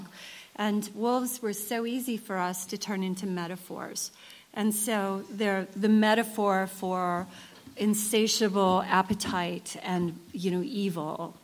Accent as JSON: {"language": "English", "country": "United States", "said": "I'm an American writer"}